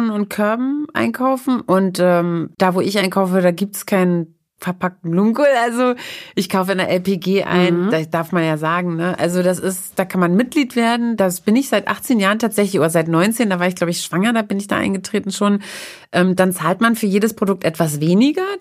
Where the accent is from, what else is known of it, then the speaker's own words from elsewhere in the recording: East Germany, Germany; born there; Also ich esse ich bin ja aus der DDR, in der DDR geboren oder in die DDR hineingeboren